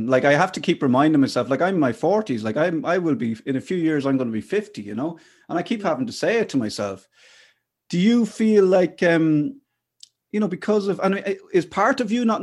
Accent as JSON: {"language": "English", "town": "Athlone", "region": "Westmeath", "country": "Ireland", "tie": "born or raised there", "said": "when I grew up in Athlone in the Midlands"}